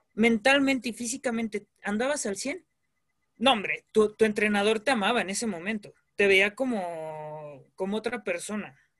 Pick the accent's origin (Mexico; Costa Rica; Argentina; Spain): Mexico; Guadalajara, Jalisco; vengo de aquí de Guadalajara